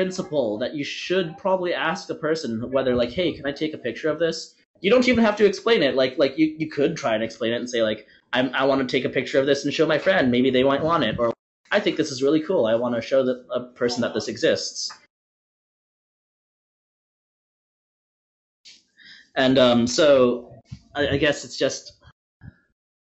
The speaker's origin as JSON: {"language": "English", "region": "Western Canada", "country": "Canada", "said": "I'm from Western Canada"}